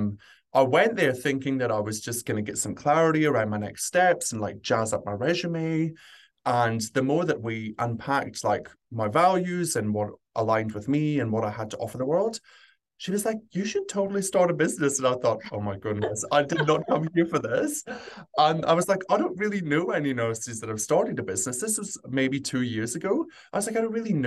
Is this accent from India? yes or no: no; Scotland, United Kingdom; moved away as an adult; also born or lived in London; now in Sydney, Australia; I grew up in Scotland, trained across there, and then very quickly, once I finished my degree, moved down to just outside London